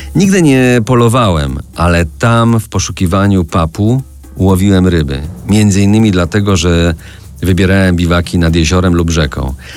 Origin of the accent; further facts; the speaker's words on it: Żywiec Land, Silesian Voivodeship, Poland; do mojej małej ojczyzny, do ziemi żywieckiej.